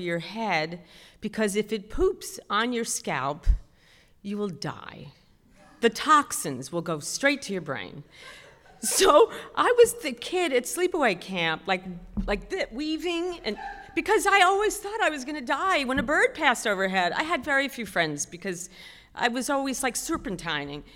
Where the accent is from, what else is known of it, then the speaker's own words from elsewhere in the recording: New York City, New York, United States; I was raised in Queens